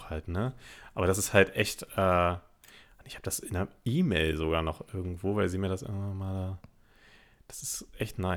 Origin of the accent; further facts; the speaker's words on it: Berlin, Germany; born there; ich bin ja in Berlin geboren, aber meine Eltern kamen ja beide aus äh, Niedersachsen